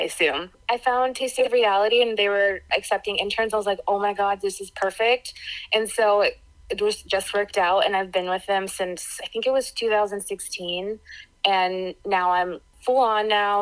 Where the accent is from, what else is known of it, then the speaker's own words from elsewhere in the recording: Florida, United States; also born or lived in Pittsburgh, Pennsylvania; I was born in Pittsburgh, but um, my family moved to Florida when I was two, so Floridian